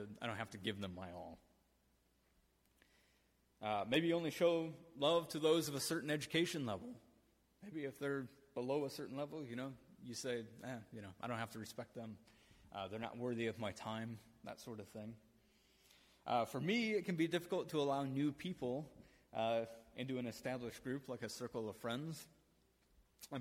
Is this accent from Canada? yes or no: no; Michigan, United States; I'm from Michigan